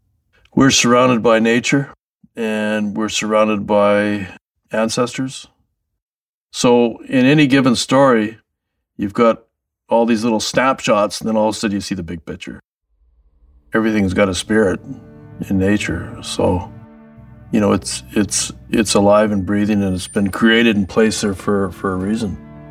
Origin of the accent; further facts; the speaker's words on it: Seabird Island, British Columbia, Canada; I'm from Skalakal, which means around the bend, Seabird Island, part of Stalo Nation, people of the river.